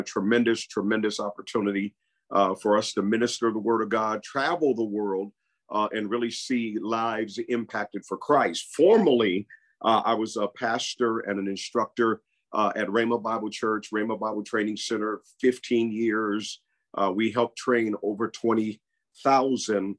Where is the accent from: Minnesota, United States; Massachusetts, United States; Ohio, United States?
Minnesota, United States; St. Paul; moved away as an adult; also born or lived in Prairie View, Texas; I grew up in St. Paul, Minnesota. I'm from the Twin Cities